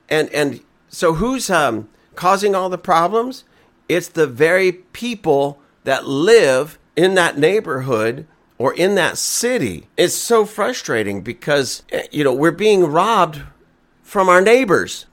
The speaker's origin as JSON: {"language": "English", "town": "Lancaster", "country": "United States", "said": "we're all from Lancaster. We all live here. This is our home"}